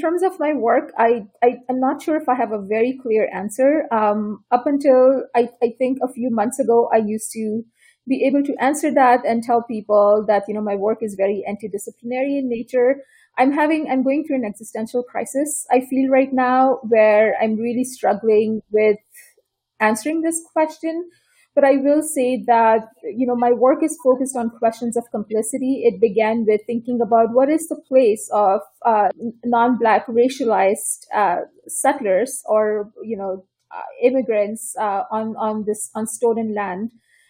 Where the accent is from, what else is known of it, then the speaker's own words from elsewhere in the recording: Toronto, Ontario, Canada; now in San Diego, United States; And I come from Toronto. That's where I did my PhD